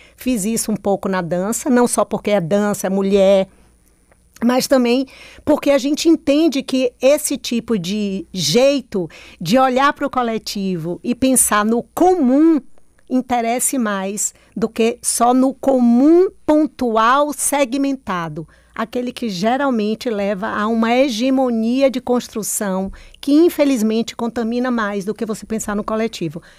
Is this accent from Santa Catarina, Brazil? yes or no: no; Bahia, Brazil; also born or lived in Petrolina, Pernambuco; now in Salvador, Brazil; eu nasci em Petrolina, Pernambuco, que atravessa a ponte está na Bahia.